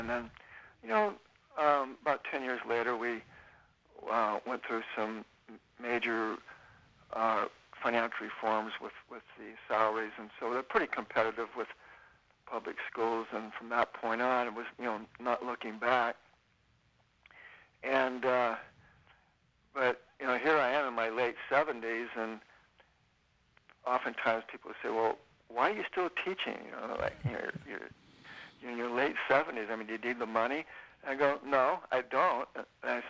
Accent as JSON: {"language": "English", "region": "California", "country": "United States", "tie": "born or raised there", "also_born_or_lived": "Nevada City / Sacramento", "said": "my wife and I and family, we've been pretty much, you know, born and raised in California"}